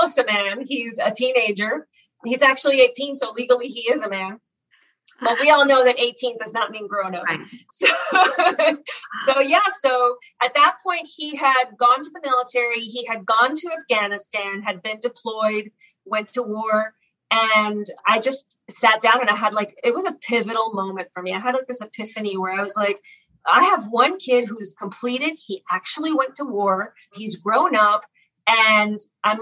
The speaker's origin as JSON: {"language": "English", "town": "Miami", "region": "Florida", "country": "United States", "tie": "born or raised there", "also_born_or_lived": "Cuba", "moved": "as an adult", "said": "I grew up in South Florida. We immigrated to South Florida and the Miami area. And I grew up there"}